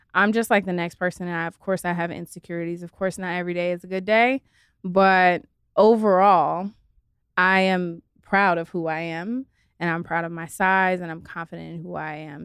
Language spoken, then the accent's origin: English; Los Angeles, California, United States; also born or lived in San Diego; I'm born and raised in LA. So I'm like a true LA girl